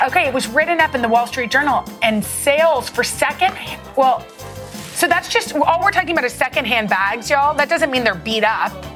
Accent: Texas, United States; I grew up in Texas.

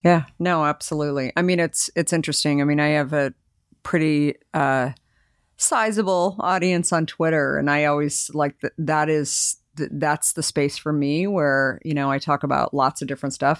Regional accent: Arizona, United States; moved away as an adult; also born or lived in New York; I married a New Yorker, but I grew up in Arizona, and I just decided when I graduated from school that I was moving to New York

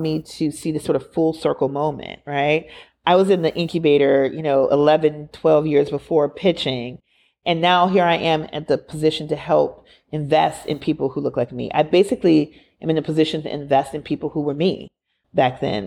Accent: Minneapolis, Minnesota, United States; George Floyd was murdered six blocks away from where I went to elementary school. I'm from Minneapolis.

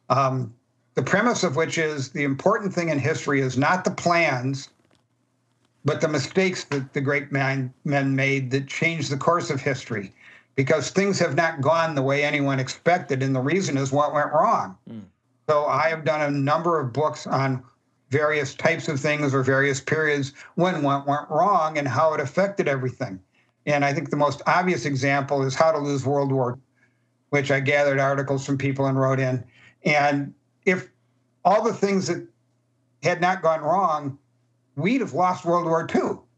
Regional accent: Chicago, Illinois, United States; And we put various, we're from Chicago, so we made it with gangsters.

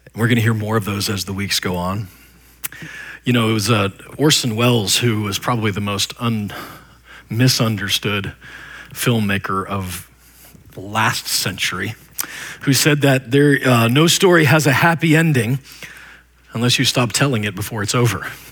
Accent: Nebraska, United States; moved away; I was just a white trash kid from middle of nowhere, Nebraska

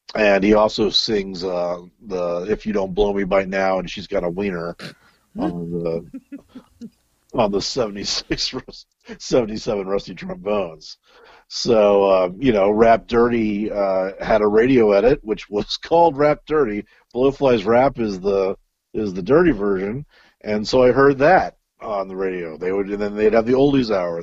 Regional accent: Little Rock, Arkansas, United States; moved away; Born in Little Rock, Arkansas.

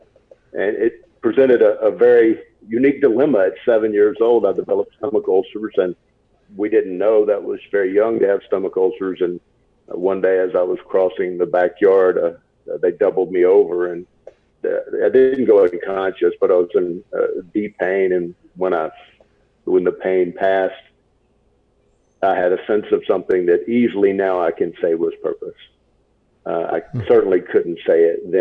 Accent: Baytown, Texas, United States; also born or lived in Houston, Texas; I was born in Baytown, Texas, which is east of Houston.

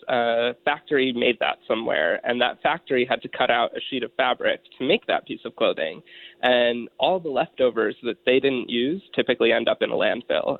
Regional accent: Pennsylvania, United States; growing up in Pennsylvania and having just you know responsible family

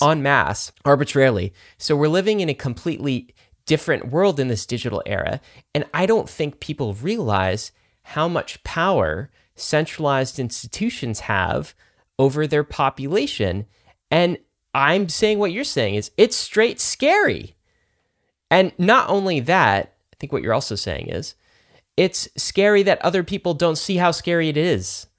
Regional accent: Canada; I was actually born in Canada. I grew up in Canada.

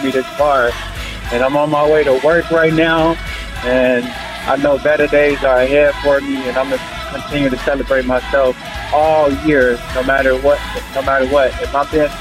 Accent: Chicago, Illinois, United States; now in Atlanta, United States; I'm calling from Chicago. I'm from Chicago

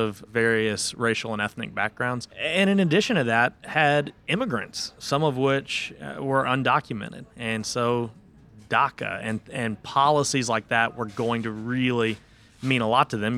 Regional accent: Louisville, Kentucky, United States; also born or lived in Nashville, Tennessee; I am born and raised in Louisville, Kentucky as well

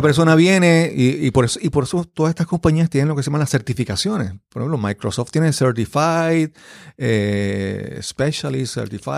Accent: Yabucoa, Puerto Rico; moved away; en mi pueblo allá en Yabucoa

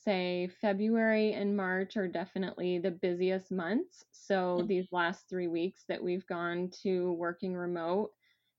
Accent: Southwest Michigan, United States; moved away as an adult; now in Columbus, United States; I grew up in Southwest Michigan

